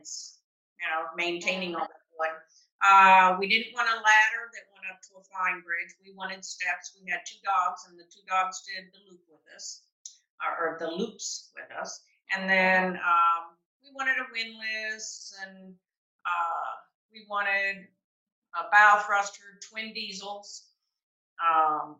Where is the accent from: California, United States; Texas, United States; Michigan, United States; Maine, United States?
Michigan, United States; now in Colorado, United States; I was from Michigan